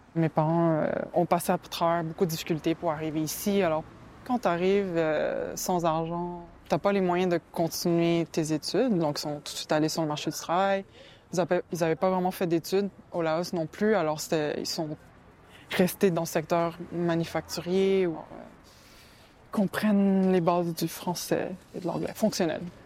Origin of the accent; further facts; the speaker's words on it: Montreal, Quebec, Canada; je suis née à Montréal